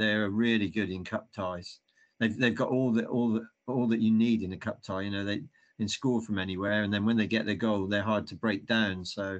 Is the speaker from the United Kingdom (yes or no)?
yes; Saltash, South West England, United Kingdom; my hometown team in Saltash.